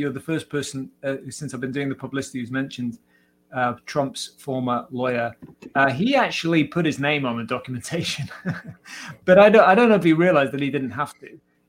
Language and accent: English; Cardiff, Wales, United Kingdom; Anthony Hopkins and Shirley Bassey from my hometown, Cardiff.